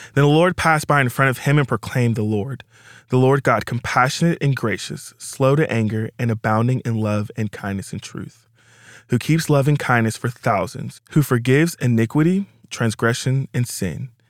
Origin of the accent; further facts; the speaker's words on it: Little Rock, Arkansas, United States; moved away; I'm originally from Little Rock, Arkansas